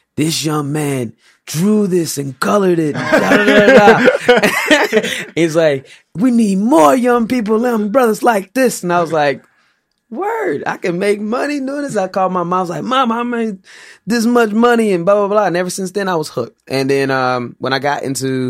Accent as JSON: {"language": "English", "town": "St. Louis", "region": "Missouri", "country": "United States", "tie": "born or raised there", "said": "Grew up in St. Louis"}